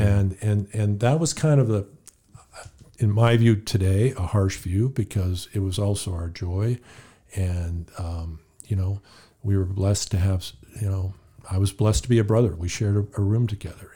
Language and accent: English; California, United States; moved away as an adult; I grew up in California